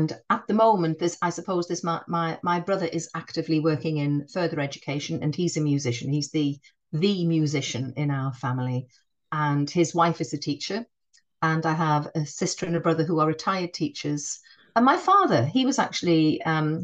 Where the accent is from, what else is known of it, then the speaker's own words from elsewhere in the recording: North East England, United Kingdom; accent: northeastern; I'm from the northeast, you'll be able to tell that from my northern accent. I'm not a Geordie, but I do have a northeastern accent